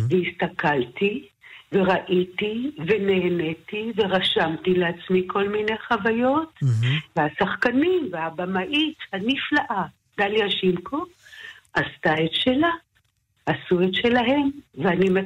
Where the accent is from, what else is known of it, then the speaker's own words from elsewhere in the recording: Jerusalem, Jerusalem District, Israel; moved away; also born or lived in Tel Aviv; אני נולדתי במאה שערים, כידוע לך. Mm-hmm. אה, ואחר כך כשאבי חזר בשאלה ועברנו לגור בתל אביב